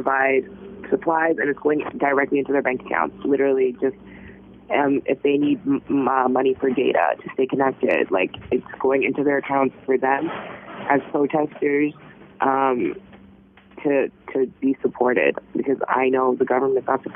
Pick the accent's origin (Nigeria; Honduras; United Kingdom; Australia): Nigeria; now in Canada; I'm Canadian. I have a Canadian citizen. But if Canada just decides that they don't want Nigerians anymore, bruh, where are they going to take me? Is it not Nigeria? Am I not from Nigeria?